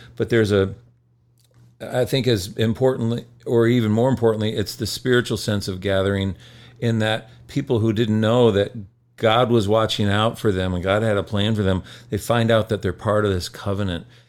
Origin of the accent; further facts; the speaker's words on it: Michigan, United States; I grew up in Michigan